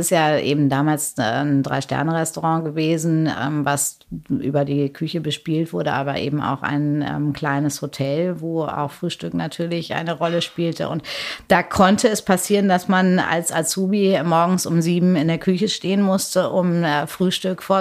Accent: Paderborn, North Rhine-Westphalia, Germany; also born or lived in Hamburg / Bielefeld; zwar gebürtig in Hamburg, aber groß geworden zwischen Paderborn und Bielefeld und in Paderborn äh, ist ja immer noch sehr katholisch, ähm, gab es ähm, eine reine Mädchenschule, das äh, Michaelskloster.

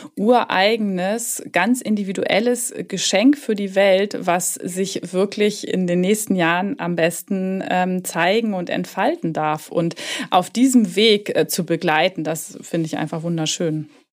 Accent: Hamburg, Germany; moved away; also born or lived in Southern Germany; Ich sitze in Hamburg im schönen Norden, da wo auch meine Praxis sich befindet. Und ähm, es ist tatsächlich auch meine Heimatstadt.

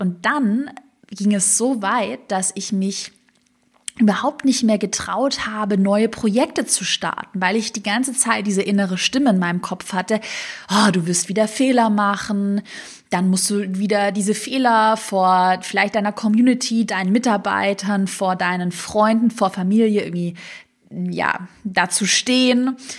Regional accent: Swabia, Baden-Württemberg, Germany; accent: Swabian; im Schwäbischen, ich komme aus dem Schwarmland, würde man sagen, zu schwätze

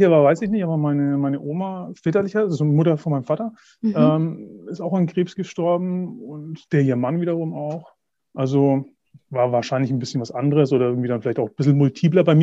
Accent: Herzogenaurach, Bavaria, Germany; Ich komme aus Herzogenaurach, aus Mittelfranken. Hört man vielleicht auch.

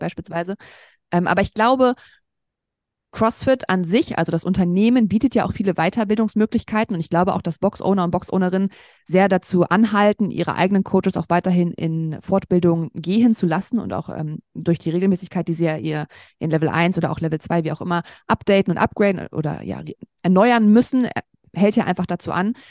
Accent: Braunschweig, Lower Saxony, Germany; moved away as an adult; also born or lived in Berlin; nach Braunschweig, meine Heimatstadt, zurückgezogen

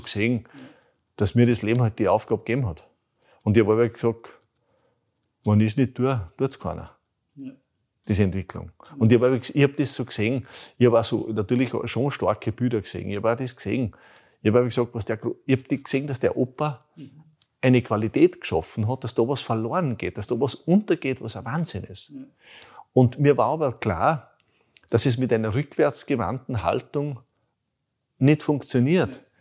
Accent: Bruck an der Großglocknerstraße, Salzburg, Austria; also born or lived in Radstadt / Lower Austria; ich bin, ich bin im Bruck an der Glucknerstraße aufgewachsen, in Rottstock geboren

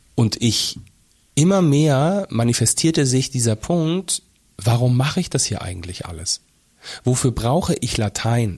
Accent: Fulda, Hesse, Germany; also born or lived in Rhineland; dass wir tatsächlich vom Rheinland ähm, nach Fulda umgezogen sind. Ähm, glaub, ja. kurz, kurz vor Beginn der Grundschule für mich

